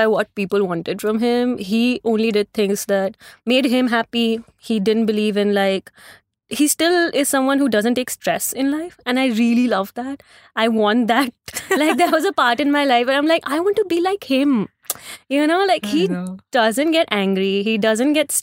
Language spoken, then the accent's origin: English; Delhi, India; moved away as an adult; also born or lived in New York; now in Mumbai, India; I was born and raised in Delhi. I pretty much spent my entire life in Green Park and Chanakyapuri